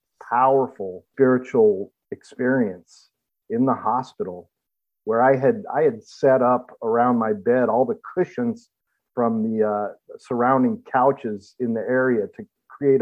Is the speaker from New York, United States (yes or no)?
no; Los Angeles, California, United States; moved away as an adult; now in Cleveland, United States; I was born and raised in Los Angeles. Moved to Ohio about 5 years ago